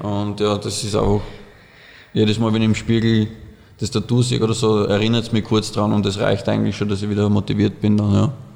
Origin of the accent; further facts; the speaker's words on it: Oberdorf, Burgenland, Austria; bei uns in Oberdorf, wo wir aufgewachsen sind